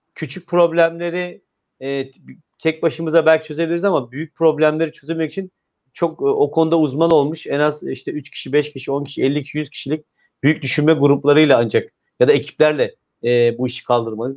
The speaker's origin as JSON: {"language": "Turkish", "region": "İzmir", "country": "Turkey", "said": "ben bir İzmirli olarak"}